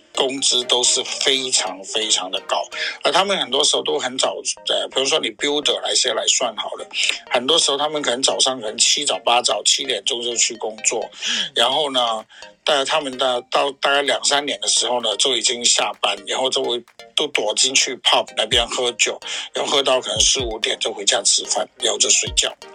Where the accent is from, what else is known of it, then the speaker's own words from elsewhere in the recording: Australia; 我身为在澳洲从小在澳洲长大，还有就是也曾经做过旅游业很多年